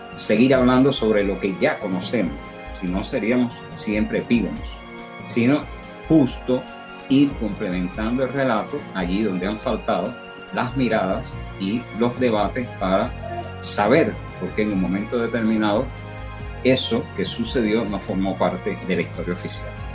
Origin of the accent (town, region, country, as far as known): Cuba